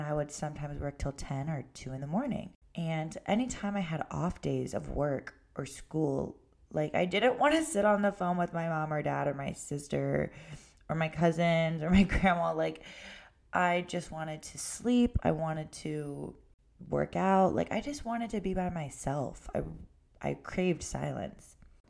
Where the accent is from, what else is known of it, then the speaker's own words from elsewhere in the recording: Ohio, United States; It wasn't until after college, I moved only an hour away from my hometown to Cleveland.